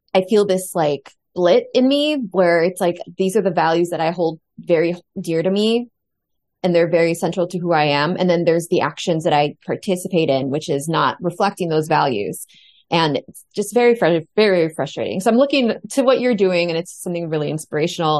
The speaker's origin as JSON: {"language": "English", "country": "United States", "said": "I'm the only American on this show"}